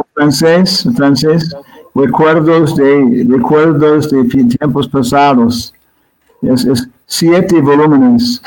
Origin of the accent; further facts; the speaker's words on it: Arizona, United States; Spanish is a second language; moved away; also born or lived in Guam / California; regresando a los Estados Unidos, creciendo en Arizona, donde mucho sol, desierto, después California